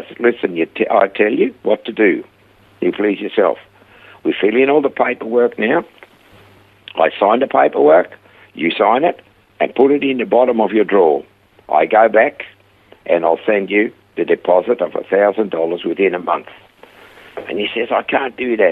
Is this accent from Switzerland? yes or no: yes; Switzerland; accent: heavy Swiss; moved away as an adult; also born or lived in Perth, Australia / Coffs Harbour, Australia; now in Australia; I had a heavy Swiss accent. And I said, from Switzerland